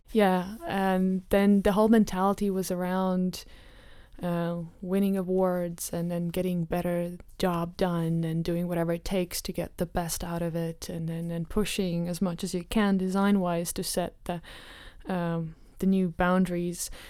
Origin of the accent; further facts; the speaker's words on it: Riga, Latvia; now in Amsterdam, Netherlands; I'm from Latvia, um, originally from Riga